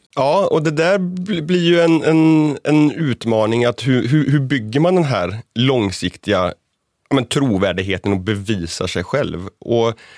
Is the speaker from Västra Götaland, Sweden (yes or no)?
yes; northern Bohuslän, Västra Götaland, Sweden; i norra Bohuslän, där jag kommer ifrån